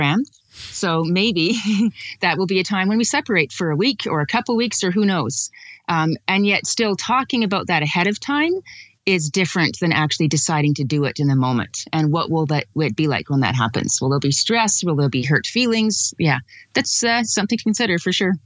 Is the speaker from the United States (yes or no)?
no; Calgary, Alberta, Canada; I'm from Calgary, Alberta